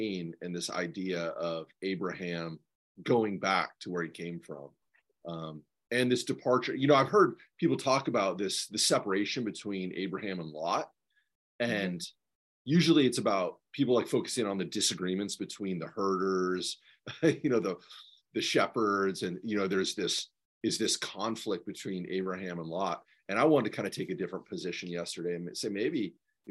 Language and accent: English; Spokane, Washington, United States; born or raised there; moved away